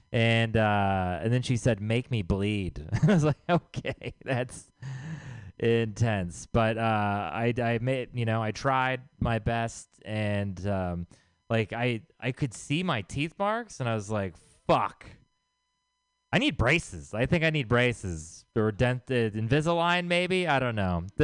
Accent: Texas, United States; moved away; I'm from Texas. I'm sorry. I don't represent the people there, okay?

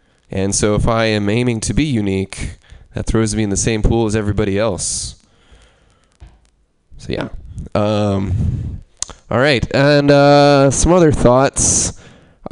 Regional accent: El Dorado Hills, California, United States; growing up in El Dorado Hills, a very white, suburbanite

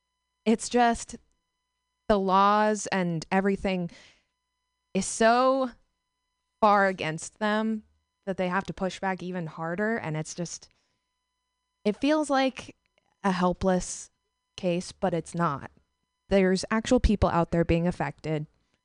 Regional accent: Texas, United States; Okay, so I'm from Texas, and there's just a lot going on with that. And I'm at the point where I don't want to live in Texas.

